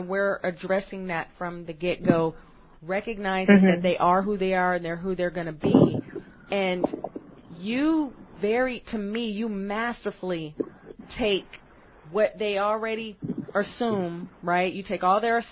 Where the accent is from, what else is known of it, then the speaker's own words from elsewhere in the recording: Oakland, California, United States; I am from Oakland, California